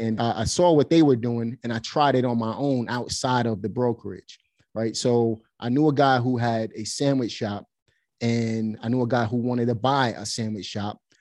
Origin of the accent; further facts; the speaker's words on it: New York City, New York, United States; moved away as an adult; also born or lived in Pennsylvania; now in North Carolina, United States; Basically, I'm from Brooklyn, New York. I was born and raised there.